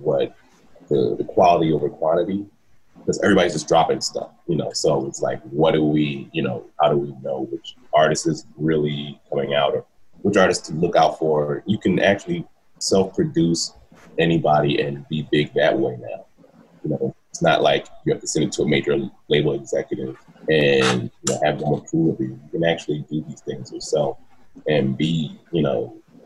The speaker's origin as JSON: {"language": "English", "town": "Philadelphia", "region": "Pennsylvania", "country": "United States", "moved": "yes", "lives_now": "Los Angeles, United States", "said": "I hail from Philly, Philadelphia, PA"}